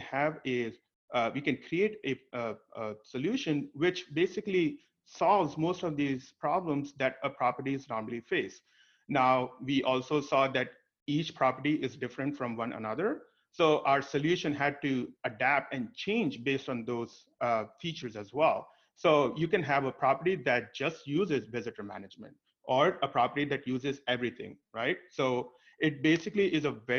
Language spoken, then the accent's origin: English; India; moved away; I was born and brought up in India